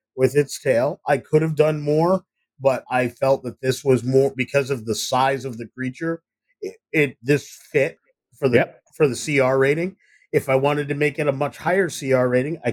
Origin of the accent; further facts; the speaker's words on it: Ithaca, New York, United States; I'm from Ithaca, New York